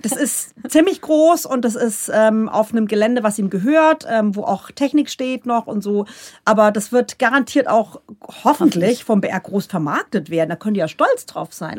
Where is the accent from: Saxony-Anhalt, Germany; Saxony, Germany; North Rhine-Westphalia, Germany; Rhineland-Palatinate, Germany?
Rhineland-Palatinate, Germany; accent: Pfälzisch; first language Palatine German; now in Bavaria, Germany; bei uns daheim, ich komme aus der Palz